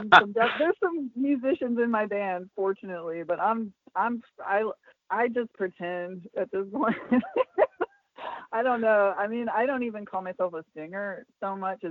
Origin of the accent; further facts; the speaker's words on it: St. Louis, Missouri, United States; we're from St. Louis, which is the city